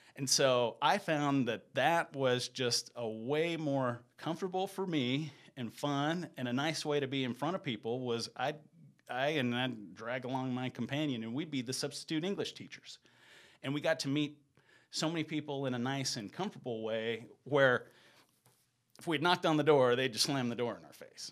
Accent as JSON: {"language": "English", "town": "Cedartown", "region": "Georgia", "country": "United States", "tie": "born or raised there", "also_born_or_lived": "Sweden", "moved": "as an adult", "lives_now": "Salt Lake City, United States", "said": "I was born in Georgia, and I lived in Georgia, um, until I was in the eighth grade"}